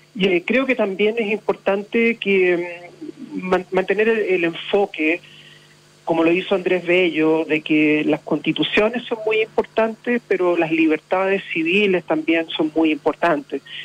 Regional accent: Punta Arenas, Magallanes and Chilean Antarctica, Chile; soy magallánico, soy puntarenense y no lo voy a olvidar nunca

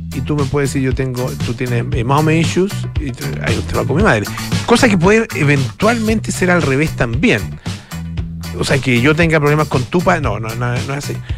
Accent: Chile; los chilenos somos, los hombres chilenos somos

